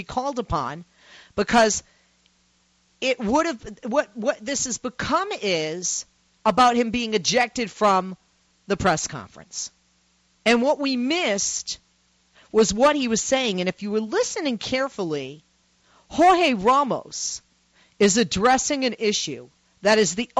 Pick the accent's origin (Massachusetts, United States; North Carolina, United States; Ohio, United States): Massachusetts, United States; Boston; moved away; also born or lived in Chicago, Illinois; I'm from Boston, Massachusetts